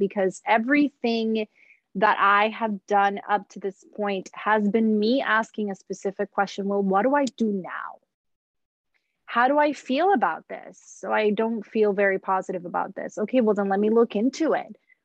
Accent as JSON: {"language": "English", "country": "Puerto Rico", "tie": "born or raised there", "moved": "as an adult", "lives_now": "United States", "said": "I grew up in Puerto Rico, didn't move to the States until I was 27"}